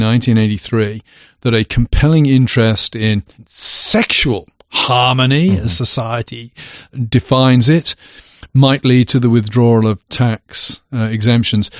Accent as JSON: {"language": "English", "region": "England", "country": "United Kingdom", "moved": "yes", "said": "now I'm English."}